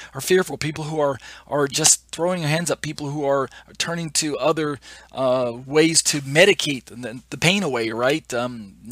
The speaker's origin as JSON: {"language": "English", "country": "United States", "said": "I'm an American"}